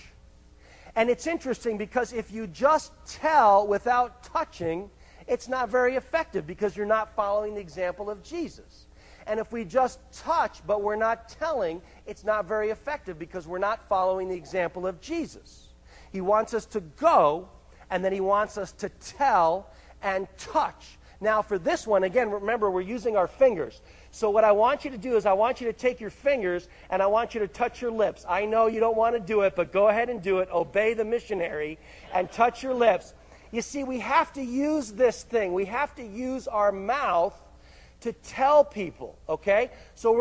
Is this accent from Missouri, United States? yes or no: no; Greenwich, Connecticut, United States; I grew up in Connecticut, actually in a place called Greenwich, Connecticut